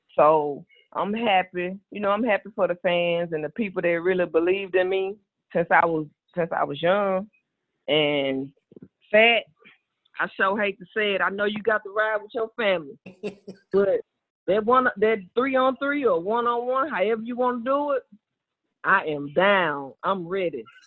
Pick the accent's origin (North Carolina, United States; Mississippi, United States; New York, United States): Mississippi, United States; Greenville; I'm from Mississippi. I was born and raised